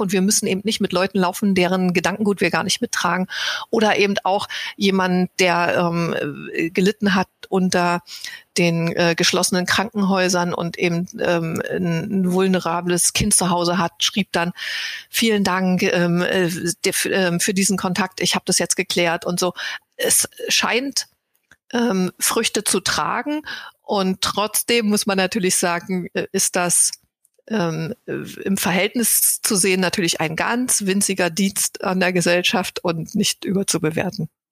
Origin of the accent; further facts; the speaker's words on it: GDR, East Germany, Germany; ich bin aus der DDR und ich war schon eine junge Erwachsene, als die Mauer fiel